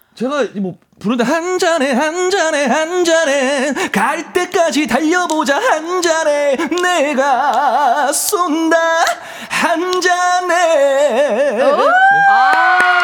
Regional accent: Andong, North Gyeongsang, South Korea; moved away; 고향이 경북 안동이고

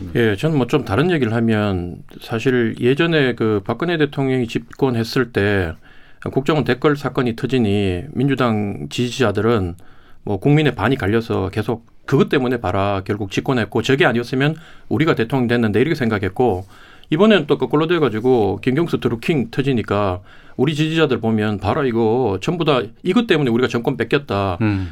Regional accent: Daegu, Daegu / North Gyeongsang, South Korea; 제 고향인 대구 경북을

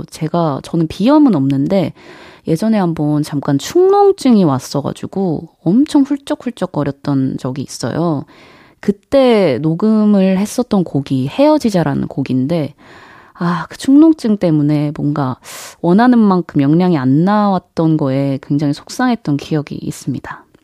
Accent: Jeonju, North Jeolla, South Korea; now in Seoul, South Korea; 제가 원래는 음, 사투리를 썼죠. 뭐 전주는 워낙 사투리가 억양이 센 지역은 아니긴 한데 그래도 억양 면에서 굉장히 좀 심했었거든요. 근데 이게 확실히 서울에서 이제 생활을 오래 하다 보니까 좀 자연스럽게 좀 줄어들게 되더라고요.

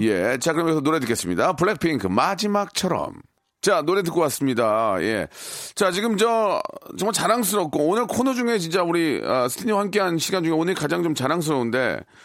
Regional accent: South Korea

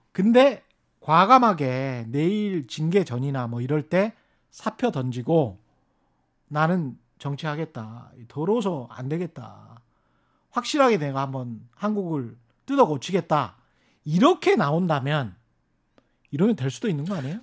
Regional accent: Honam, South Korea; moved away; 저는 뭐 30년 전에 떠나왔지만 제가 고향이 그쪽인 입장에서는

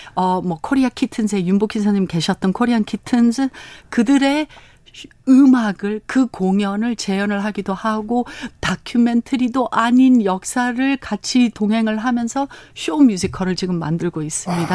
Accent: Los Angeles, California, United States; Korean is a second language; moved away as an adult; now in South Korea; 저희는 캘리포니아 LA에서 태어났습니다

